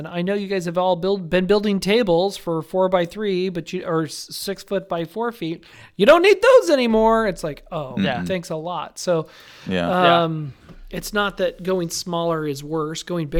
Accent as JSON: {"language": "English", "town": "Las Vegas", "region": "Nevada", "country": "United States", "said": "I got a lot of places to crash in Las Vegas. I'm from Las Vegas."}